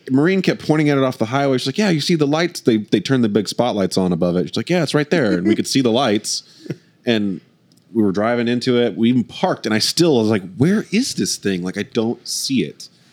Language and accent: English; Oklahoma, United States; we're we're from Oklahoma